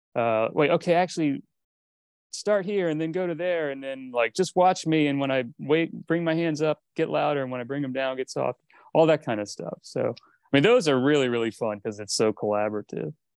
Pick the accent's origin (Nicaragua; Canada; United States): United States; East Coast; moved away as an adult; also born or lived in Miami; now in Los Angeles, United States; growing up on the East Coast